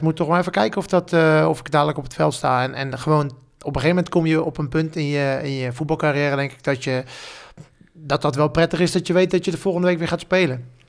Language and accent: Dutch; The Hague, South Holland, Netherlands; voor mij als, als Hagenees